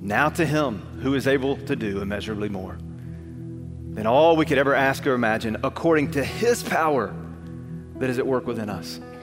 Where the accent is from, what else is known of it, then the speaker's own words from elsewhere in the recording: Alabama, United States; I grew up in Alabama